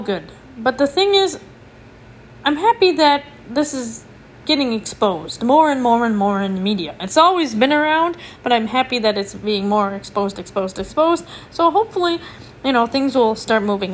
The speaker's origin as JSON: {"language": "English", "region": "Minnesota", "country": "United States", "said": "as a Minnesotan, like as an American, as someone from the United States"}